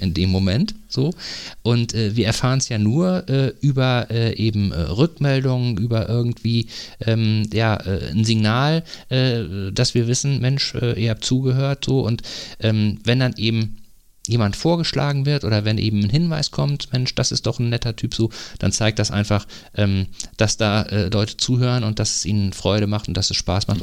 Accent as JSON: {"language": "German", "region": "North Rhine-Westphalia", "country": "Germany", "moved": "yes", "lives_now": "Eckernförde, Germany", "said": "ich komme ja aus Nordrhein-Westfalen ursprünglich"}